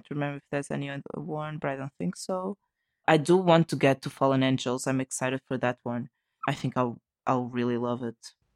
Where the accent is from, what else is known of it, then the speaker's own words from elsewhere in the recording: Portugal; from Portugal